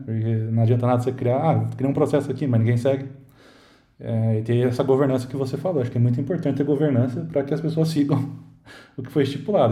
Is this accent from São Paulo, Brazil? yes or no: yes; Campinas, São Paulo, Brazil; sou de Campinas